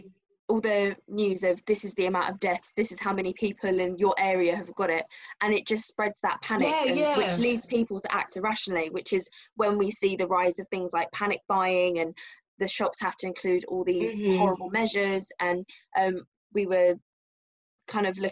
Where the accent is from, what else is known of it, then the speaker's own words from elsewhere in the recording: Dublin, Leinster, Ireland; now in United Kingdom; I was born in Dublin and I moved to the UK in 2004